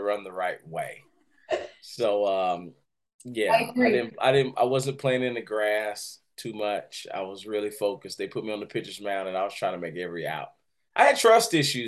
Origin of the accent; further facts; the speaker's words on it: Winston-Salem, North Carolina, United States; I grew up in Winston, North Carolina.